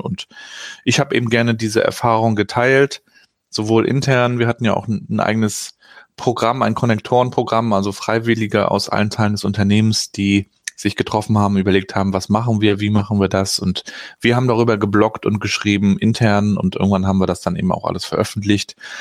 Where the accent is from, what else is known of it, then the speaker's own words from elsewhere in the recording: Rostock, Mecklenburg-Vorpommern, Germany; ich bin ja hier in Rostock noch zu DDR-Zeiten aufgewachsen